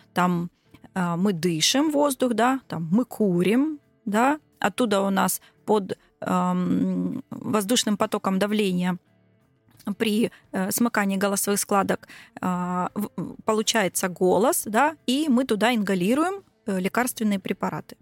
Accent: Krasnodar, Krasnodar Krai, Russia; я из Краснодара.

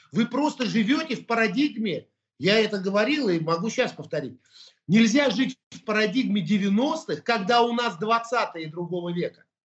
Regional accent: Russia; я русский человек. Это говорю всегда и громко. Я армянин этнический, но я русский человек

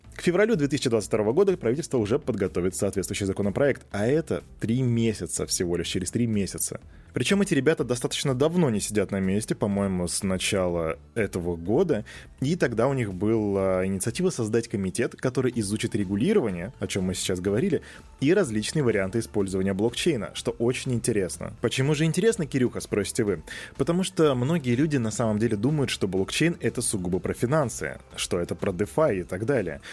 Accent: Volgograd, Volgograd Oblast, Russia; Я из Волгограда

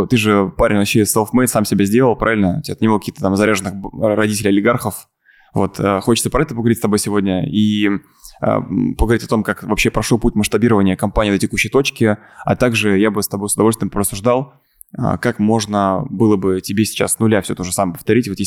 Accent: Kazan, Tatarstan, Russia; Вот, я бы начал с того, что я из Казани.

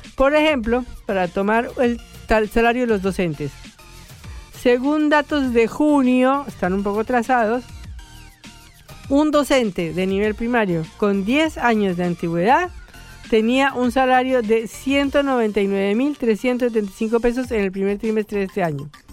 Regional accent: Bogotá, Colombia; yo que soy bogotana y vengo de 2.400 metros

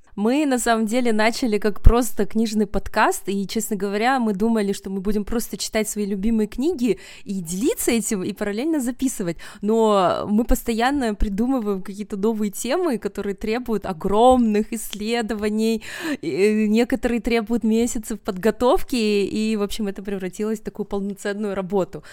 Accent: Kazakhstan; also born or lived in Kostomuksha, Karelia, Russia / United States; now in Almaty, Kazakhstan; я родом из Карелии, э, из Костомукши. А потом я окончила основную школу в Казахстане на казахском языке

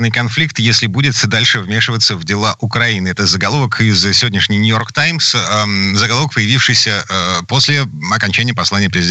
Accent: Saint Petersburg, Russia; из Петербурга

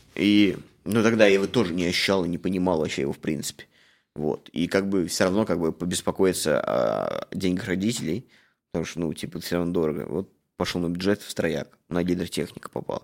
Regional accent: Samara, Samara Oblast, Russia; moved away as an adult; now in Canada; я жил в Самаре, я из Самары

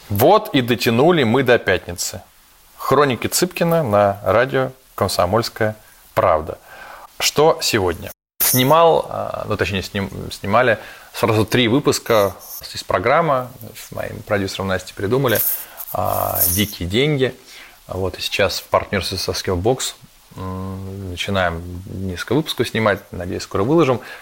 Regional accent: Russia; мы тут из России

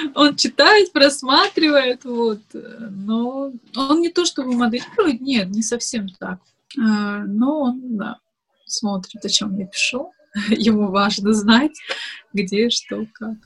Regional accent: Makhachkala, Dagestan, Russia; moved away as an adult; also born or lived in Moscow; я родилась и выросла в Дагестане, в Махачкале

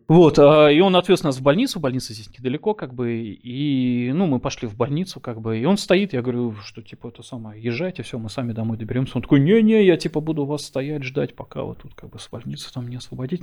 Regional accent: Saint Petersburg, Russia; moved away as an adult; now in Germany; я родился и вырос в Питере

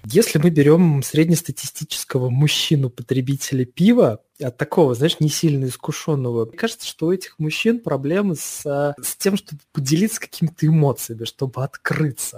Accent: Saratov, Saratov Oblast, Russia; moved away; в моем родном городе, э, а в, Саратов, в Саратове

